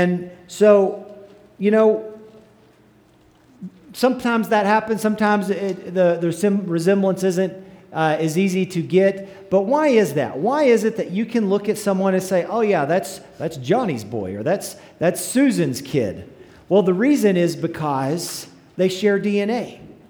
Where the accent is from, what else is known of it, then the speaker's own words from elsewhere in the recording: Gruver, Texas, United States; moved away; my alma mater, the Mighty Groover Greyhounds